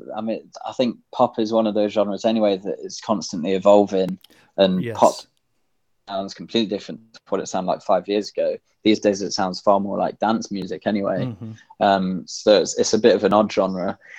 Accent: Midlands, United Kingdom; born there; accent: generic British; My accent's quite a generic British accent, to be honest, because I was born in the middle of the country. In an area where there's not really a strong accent, so I can't really be placed very well.

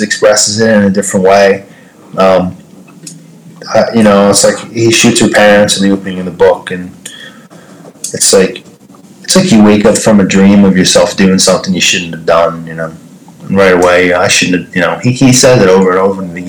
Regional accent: Jersey Shore, New Jersey, United States; moved away as an adult; also born or lived in New York City; now in Jersey City, United States; I'm from the Jersey Shore, and I moved up to New York City for 10 years

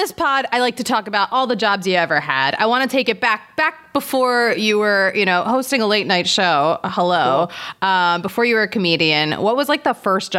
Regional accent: Philadelphia, Pennsylvania, United States; I'm from Philadelphia.

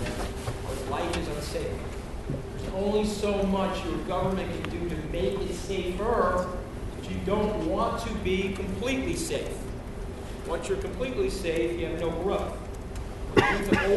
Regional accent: New York, United States; I'm a New Yorker

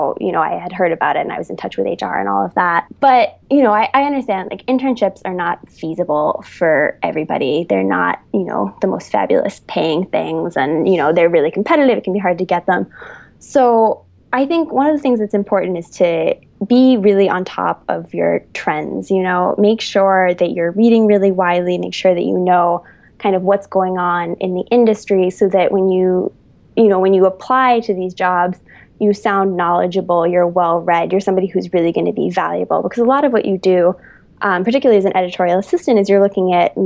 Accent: Massachusetts, United States; now in New York City, United States; I'm from Massachusetts, but I seem to have been, you know, New Yorkified in my time there.

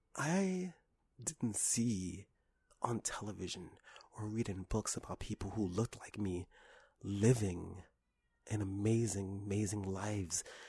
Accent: New York City, New York, United States; when I was a child, I was raised in Harlem

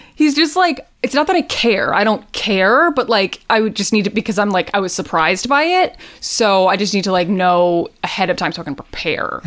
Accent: United States; as an American

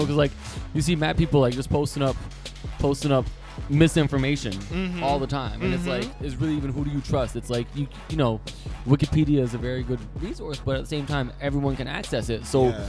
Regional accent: Canada; yeah, I'm in Canada. So I'm Canadian. I'm also, my background is Persian.

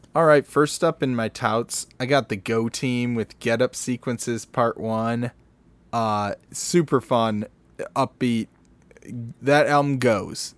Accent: Michigan, United States; we're from Michigan.

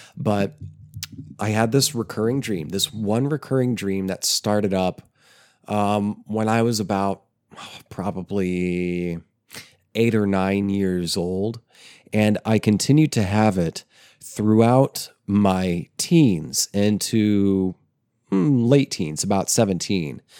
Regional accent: small town in eastern Oklahoma, United States; also born or lived in New Jersey; the town I would later end up um, living and growing up in.

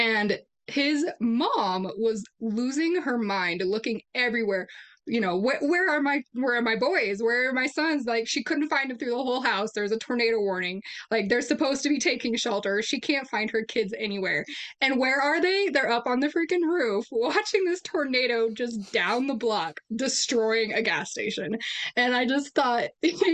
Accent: Colorado Springs, Colorado, United States; growing up in Colorado Springs, you know, we get a lot of weather extremes

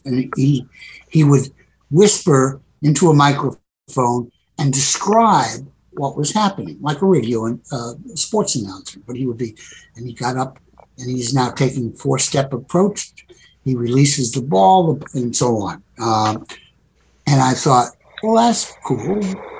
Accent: New York City, New York, United States; as a kid growing up in the Bronx in New York in the 50s

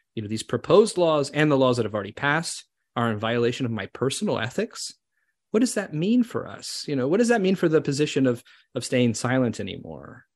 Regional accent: Canada; us as Canadian Jews

